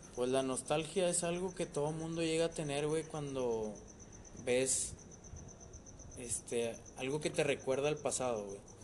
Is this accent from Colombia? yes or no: no; Mexico; como todo mexicano